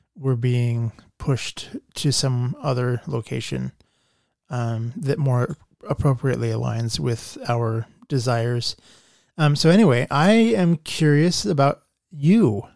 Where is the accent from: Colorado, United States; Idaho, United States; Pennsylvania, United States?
Idaho, United States; Nampa; also born or lived in Boise, Idaho; Nampa is my hometown.